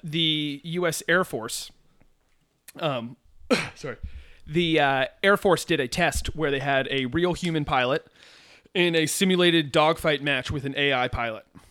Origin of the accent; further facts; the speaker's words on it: McLean, Virginia, United States; we're from McLean, Virginia.